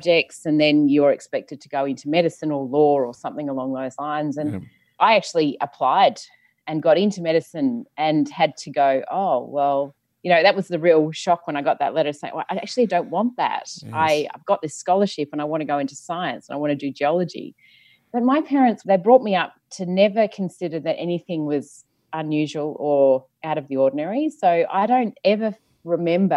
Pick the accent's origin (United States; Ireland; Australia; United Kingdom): Australia; Perth, Western Australia; I grew up in Perth, so I knew that Hammersley, I lived in the suburb of Hammersley